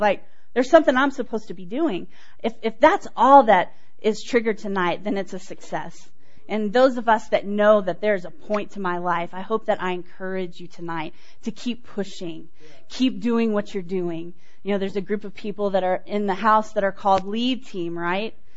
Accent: Houston, Texas, United States; moved away; I grew up in Texas know if you can tell. grew up in Texas, didn't grow up here. I grew up in Houston area

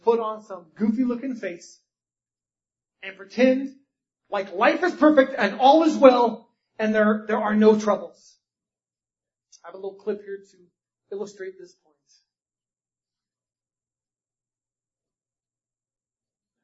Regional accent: North Carolina, United States; I was born in North Carolina.

